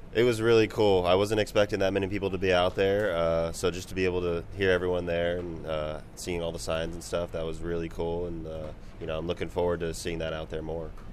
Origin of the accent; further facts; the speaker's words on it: Bay Area, California, United States; growing up in the Bay Area and be able to come back and play at home